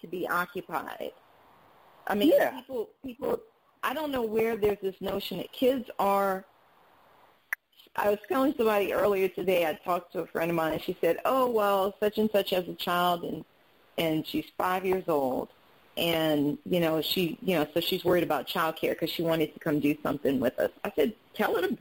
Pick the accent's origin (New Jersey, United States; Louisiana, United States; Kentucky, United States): Louisiana, United States; New Orleans; I grew up in New Orleans